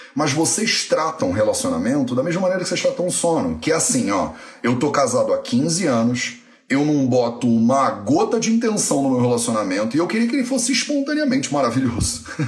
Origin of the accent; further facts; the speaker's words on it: Resende, Rio de Janeiro, Brazil; Eu nasci em Resende, né? Então, tecnicamente, eu sou resendense